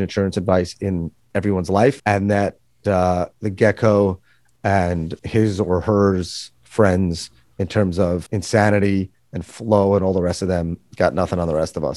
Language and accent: English; New York, United States; born and raised in New York. That'll probably come out in this podcast 'cause I can't really hide it